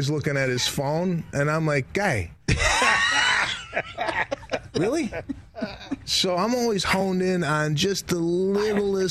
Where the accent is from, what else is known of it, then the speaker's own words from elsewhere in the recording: Chicago, Illinois, United States; I grew up in Chicago.